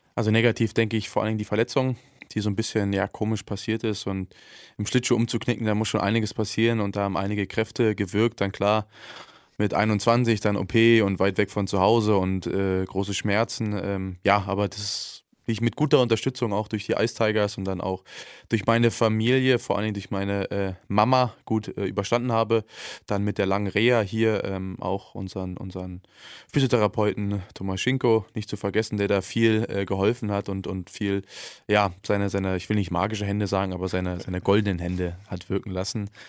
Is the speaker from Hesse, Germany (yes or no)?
no; Berlin, Germany; moved away; Ich, ich bin Berliner